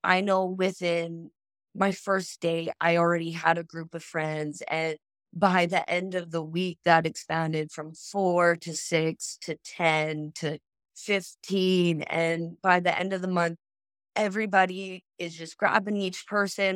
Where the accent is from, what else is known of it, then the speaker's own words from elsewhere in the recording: Saskatoon, Saskatchewan, Canada; first language English; moved away as an adult; now in Australia; I'm actually from Saskatoon, Saskatchewan